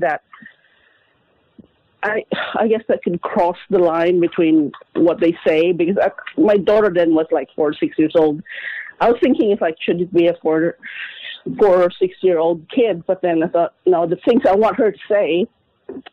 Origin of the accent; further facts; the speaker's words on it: Philippines; moved away; Growing up in the Philippines, we were quite poor.